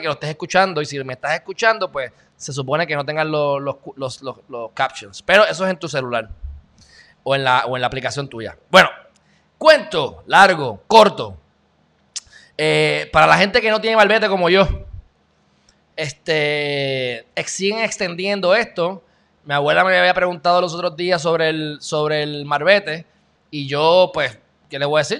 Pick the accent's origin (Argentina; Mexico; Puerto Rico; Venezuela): Puerto Rico; accent: Puerto Rican; also born or lived in Texas; yo soy un jibarito de Puerto Rico